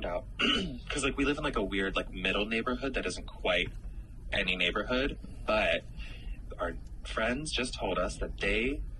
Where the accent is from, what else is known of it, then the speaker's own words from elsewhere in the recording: Massachusetts, United States; born there; also born or lived in Pennsylvania; I grew up all over the East Coast. We were super poor, my mom and I. So I was born in Massachusetts, and then I lived in like 10 different states growing up. But then I went to high school in Pennsylvania and college in Pittsburgh.